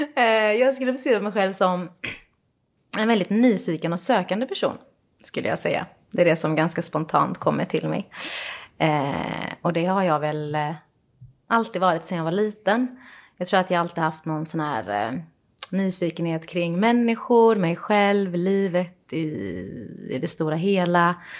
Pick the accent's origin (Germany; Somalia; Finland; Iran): Iran; now in Sweden; Jag är ju från Iran och vi gillar ju väldigt mycket att dricka te